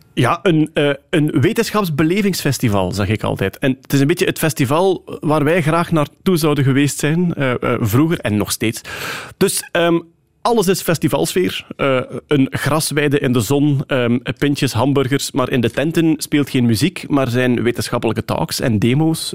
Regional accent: Wachtebeke, Flanders, Belgium; now in Sint-Amandsberg, Belgium; ik ben wel onmiddellijk eh, naar de beschaving gebracht in Wachtebeke

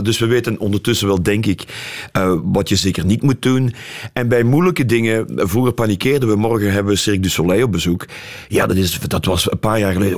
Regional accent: Leopoldsburg, Flanders, Belgium; moved away as an adult; also born or lived in Brussels / London; wij komen allebei uit Leopoldsburg

